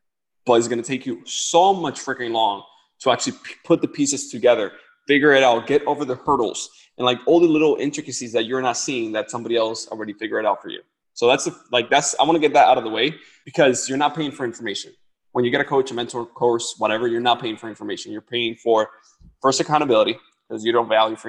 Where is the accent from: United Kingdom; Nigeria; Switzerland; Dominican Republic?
Dominican Republic; moved away; I come from the Dominican Republic. Like, I lived where light will run out, water will run out